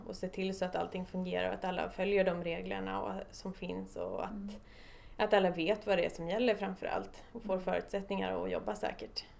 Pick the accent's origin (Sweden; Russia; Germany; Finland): Sweden; Stockholm, Stockholm County; jag är född och uppvuxen i Stockholm